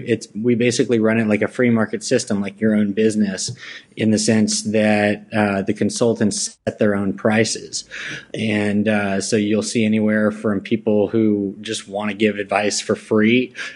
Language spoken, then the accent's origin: English; Plano, Texas, United States; also born or lived in Los Angeles, California; I grew up in the Dallas area, North Dallas, uh, West Plano